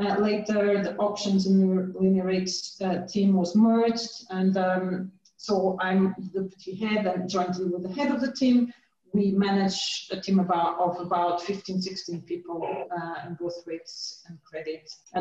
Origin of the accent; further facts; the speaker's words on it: Portugal; moved away as an adult; now in United Kingdom; So how I started my career, I did a degree back in Portugal. I'm from Portugal in applied maths, and then I got a scholarship to study University of Warwick, where I did a master in financial mathematics